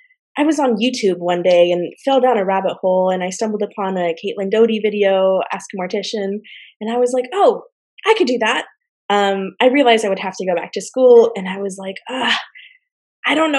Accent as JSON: {"language": "English", "country": "Mexico", "moved": "yes", "lives_now": "Washington, United States", "said": "my home country, Mexico"}